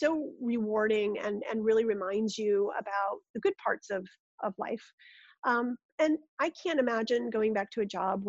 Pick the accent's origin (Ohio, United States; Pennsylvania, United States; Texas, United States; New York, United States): New York, United States; Rochester; I grew up in Rochester, New York